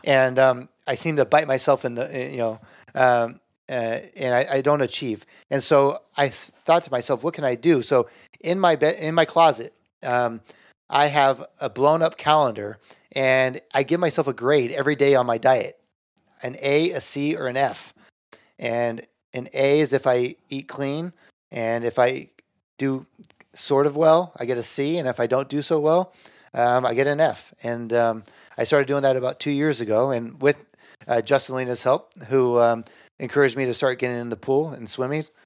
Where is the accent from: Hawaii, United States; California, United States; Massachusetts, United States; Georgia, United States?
California, United States; Bay Area; I'm from the Bay Area